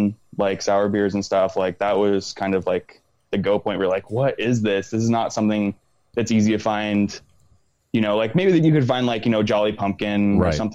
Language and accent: English; Pasadena, California, United States; also born or lived in New Jersey / Santa Cruz; growing up in Pasadena, going to high school there